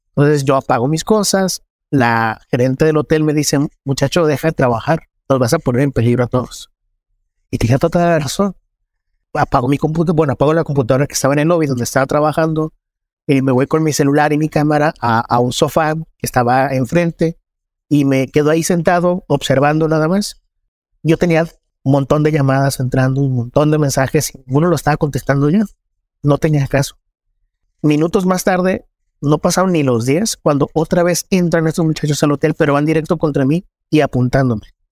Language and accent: Spanish; Culiacán, Sinaloa, Mexico; soy reportero en Culiacán. Yo nací en Culiacán.